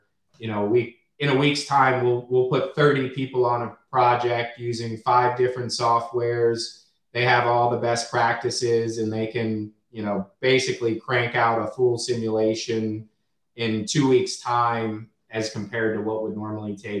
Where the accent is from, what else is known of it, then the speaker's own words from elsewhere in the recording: Washington, District of Columbia, United States; I'm a true hometowner. I'm from the Washington, D.C. area, very loyal to it.